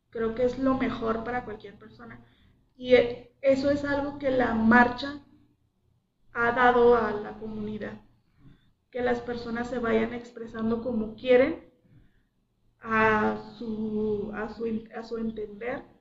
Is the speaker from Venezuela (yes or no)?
no; Mexico; lo único general que tenemos todos es que somos mexicanos.